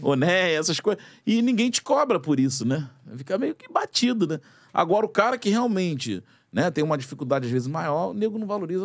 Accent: Brazil; eu me incluo nessa parte da, da população brasileira

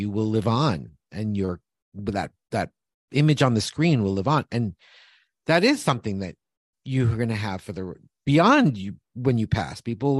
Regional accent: New York, United States; In New York.

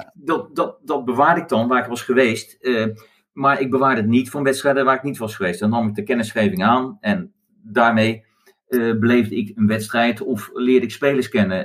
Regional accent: Netherlands; ik kom uit Nederland

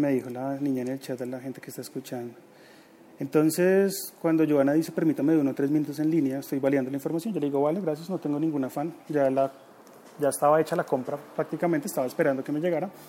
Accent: Bogotá, Colombia; accent: rolo; ¿Y tengo acento rolo? Claro, pues soy de acá. Uno va a tener acento rolo.

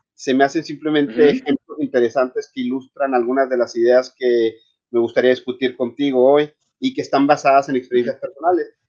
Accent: Chihuahua, Mexico; moved away; also born or lived in Paris / Berlin / Rome / Vienna; yo soy originario de Chihuahua

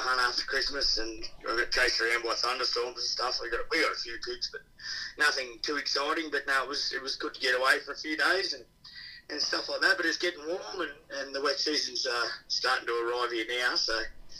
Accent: Victoria, Australia; moved away; I'm originally from Victoria.

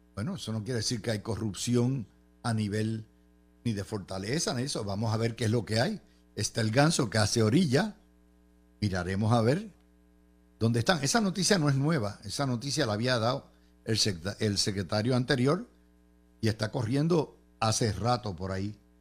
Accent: Cidra, Puerto Rico; En mi pueblo de Sidra

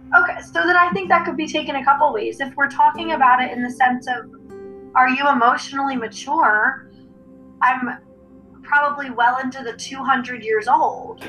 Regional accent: Bucks County, Pennsylvania, United States; moved away as an adult; now in Lancaster, United States; I grew up in Bucks County, but now I live in Lancaster

